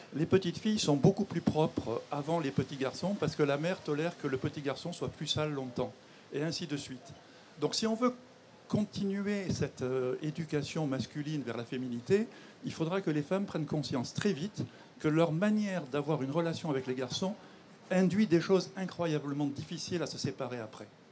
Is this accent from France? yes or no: no; Monaco; je suis monégasque et que je suis fier de mon pays